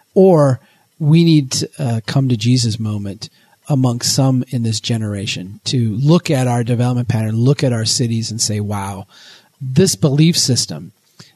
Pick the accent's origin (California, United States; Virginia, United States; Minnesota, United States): Minnesota, United States; Brainerd; my hometown here in Brainerd